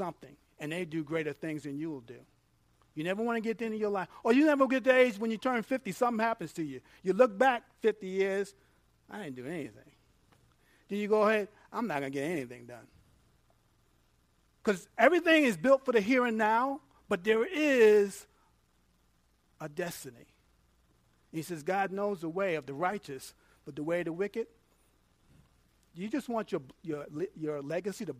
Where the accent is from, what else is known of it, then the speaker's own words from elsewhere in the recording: New York, United States; moved away; I'm from New York. I'm not country.